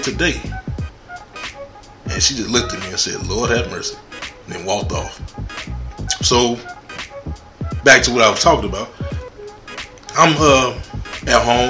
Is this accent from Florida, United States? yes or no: no; Chicago, Illinois, United States; I was born in Chicago, Illinois